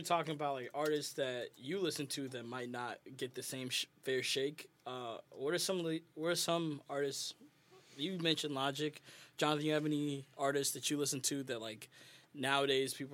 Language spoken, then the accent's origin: English; Nairobi, Kenya; I was born in Nairobi